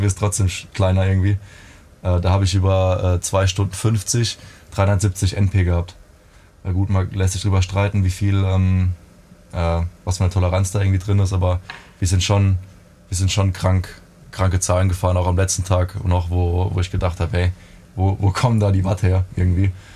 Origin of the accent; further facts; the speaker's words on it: Neustadt an der Weinstraße, Rhineland-Palatinate, Germany; ich bin in den, in den äh, Pfalz-Kriterien groß geworden. Also ich komme Neustadt, aus Neustadt an der Weinstraße